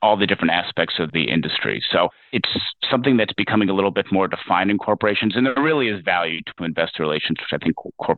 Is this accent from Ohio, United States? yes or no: yes; Ohio, United States; moved away as an adult; also born or lived in Belgium; I'm originally from Ohio